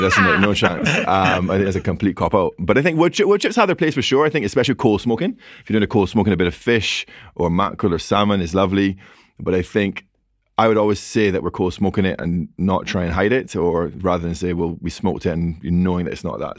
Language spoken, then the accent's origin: English; Barbados; now in London, United Kingdom; I'm from Barbados, so, you know, twenty-seven degrees Celsius, you grew up outdoors